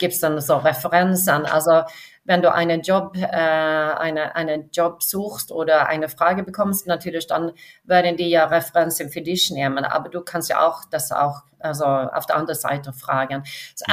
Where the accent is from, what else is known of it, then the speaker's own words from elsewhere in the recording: Varberg, Halland County, Sweden; Ich bin an der Westküste in Schweden aufgewachsen, äh, mhm. südlich von Göteborg. Äh, mhm. es ist so eine kleine Stadt, Warburg, und ich war nicht in der Stadt aufgewachsen, sondern außerhalb